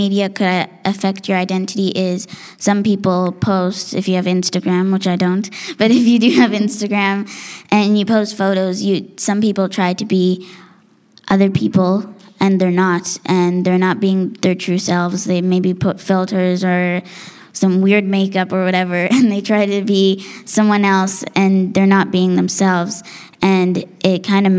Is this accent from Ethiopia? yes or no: yes; Addis Ababa, Ethiopia; So I'm from Addis Ababa, which is the capital, and that's where all my family lives, so yeah.